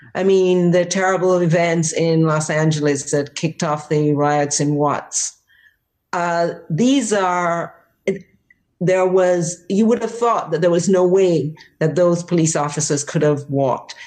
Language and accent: English; Jamaica; moved away as an adult; also born or lived in Boston, United States; now in United States; I'm from Jamaica and I was already an adult by the time I came to the United States.